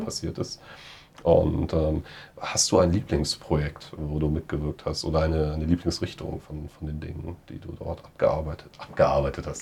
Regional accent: Germany; als Deutscher

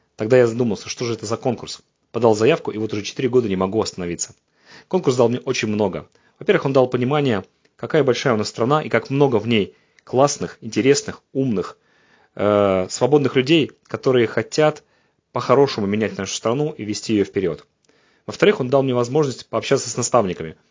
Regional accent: Saint Petersburg, Russia; я из Санкт-Петербурга

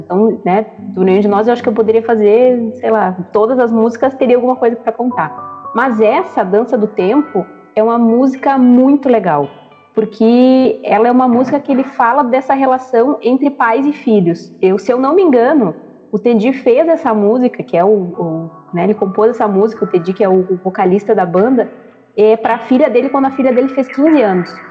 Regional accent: Bagé, Rio Grande do Sul, Brazil; do Sul, sou da cidade de Bagé, a gente costuma dizer que é o garrão do Rio Grande do Sul, porque é lá na fronteira com o Uruguai

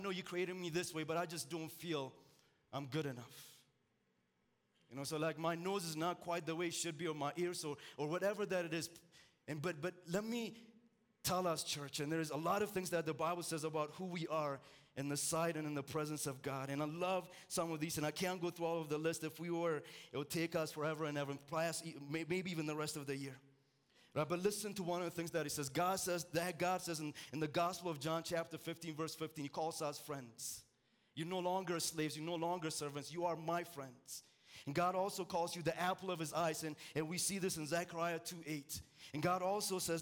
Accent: Ethiopia; moved away; I'm originally from Ethiopia.

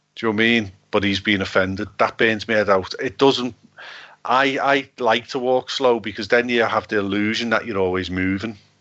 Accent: Liverpool, North West England, United Kingdom; from Liverpool

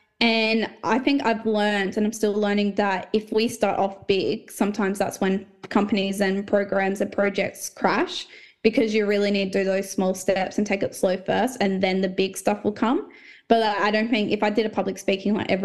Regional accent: Port Lincoln, South Australia, Australia; born or raised there; also born or lived in Port Pirie / Melrose / Tumby Bay; now in Adelaide, Australia

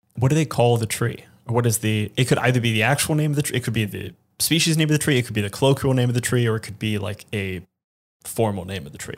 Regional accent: New York City, New York, United States; I'm thinking as a New Yorker

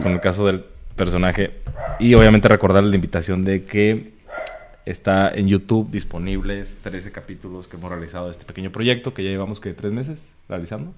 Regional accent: Tijuana, Baja California, Mexico; Somos de Tijuana

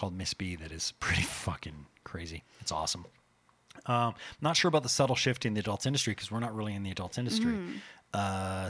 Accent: Canada; We're Canadian.

